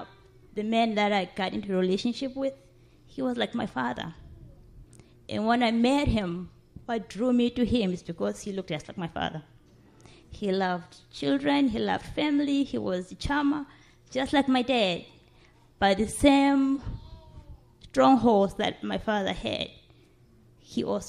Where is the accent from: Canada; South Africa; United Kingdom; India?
South Africa; moved away as an adult; now in Toledo, United States; I was born and raised in Africa, South Africa